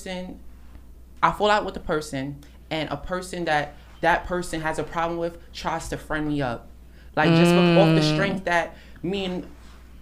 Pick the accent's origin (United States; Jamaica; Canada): Jamaica; I'm Jamaican